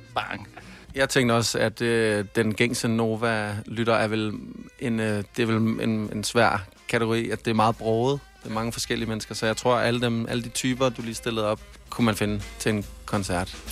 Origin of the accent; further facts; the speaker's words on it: Varde, Southern Denmark, Denmark; Vi har hjemme i Varde